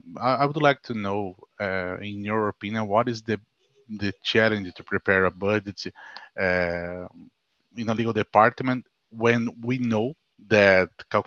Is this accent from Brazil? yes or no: yes; Brazil; English is a second language; I'm from Brazil.